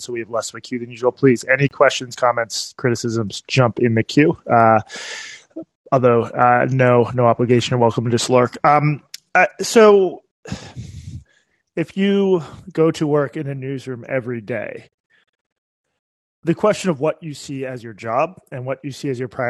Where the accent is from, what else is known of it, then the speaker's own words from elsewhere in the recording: Boston, Massachusetts, United States; I'm from Boston